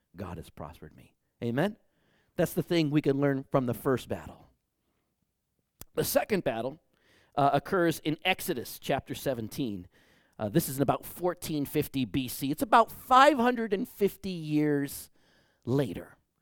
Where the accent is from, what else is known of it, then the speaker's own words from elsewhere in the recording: Detroit, Michigan, United States; now in Bakersfield, United States; I grew up in Detroit, Michigan.